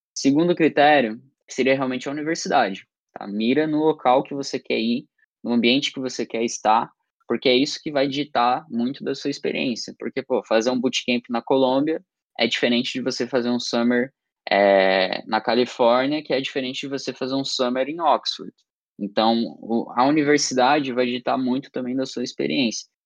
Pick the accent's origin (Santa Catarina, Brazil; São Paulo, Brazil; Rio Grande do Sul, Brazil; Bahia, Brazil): Santa Catarina, Brazil; Criciúma; eu tenho 18 anos, sou de Criciúma, Santa Catarina